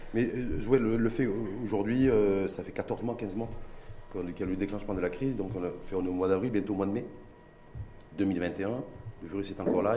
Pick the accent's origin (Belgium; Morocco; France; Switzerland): Morocco; chez nous au Maroc, à Casablanca ou à Tanger